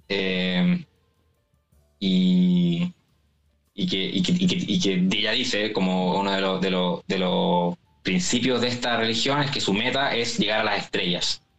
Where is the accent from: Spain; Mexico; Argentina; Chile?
Chile; accent: Chilean